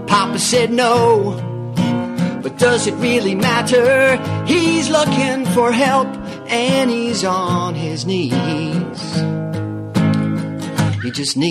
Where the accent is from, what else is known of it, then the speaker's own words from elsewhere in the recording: New York City, New York, United States; I growing up in New York City